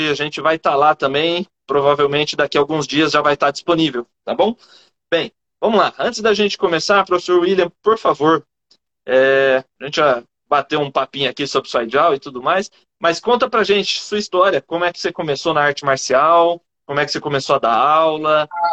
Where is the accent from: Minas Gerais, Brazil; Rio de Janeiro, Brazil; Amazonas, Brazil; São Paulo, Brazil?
São Paulo, Brazil; Campinas; eu sou de Campinas